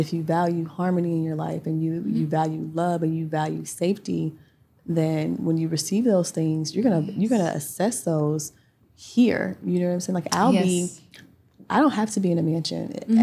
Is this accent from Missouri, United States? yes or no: no; Pine Hills, Florida, United States; the 18-year-old yes. girl from Pine Hills